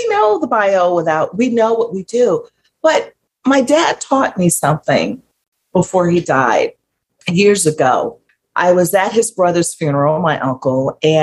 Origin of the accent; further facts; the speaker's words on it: Mississippi, United States; I grew up in Mississippi